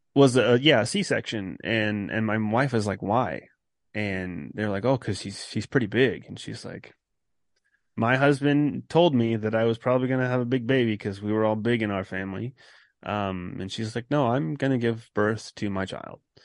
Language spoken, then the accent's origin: English; California, United States; moved away as an adult; I'm originally from California